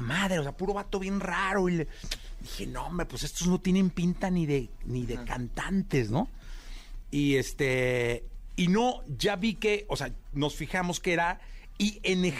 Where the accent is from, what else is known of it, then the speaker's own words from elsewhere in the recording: Guadalajara, Jalisco, Mexico; moved away; soy de Guadalajara, me fui a vivir a Guadalajara